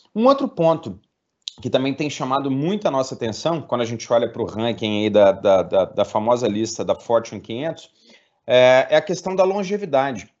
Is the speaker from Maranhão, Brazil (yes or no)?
no; Minas Gerais, Brazil; como mineiro